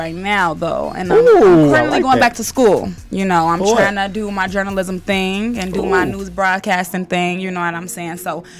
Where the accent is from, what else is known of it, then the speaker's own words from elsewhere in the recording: Chicago, Illinois, United States; I'm from Jeffrey Manor, 95th Street to be exact. A little block called Van Vlissingen.